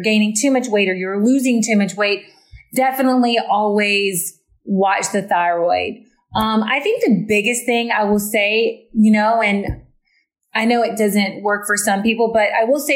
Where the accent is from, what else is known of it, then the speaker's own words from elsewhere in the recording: the South, United States; I'm from the South.